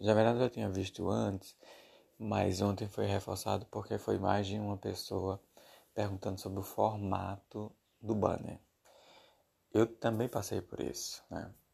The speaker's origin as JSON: {"language": "Portuguese", "country": "Brazil", "said": "Eu sou brasileiro"}